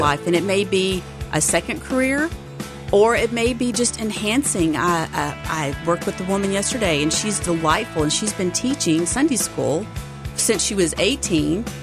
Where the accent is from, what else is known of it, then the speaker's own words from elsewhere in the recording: Texas, United States; also born or lived in San Diego, California; now in Memphis, United States; I grew up in Texas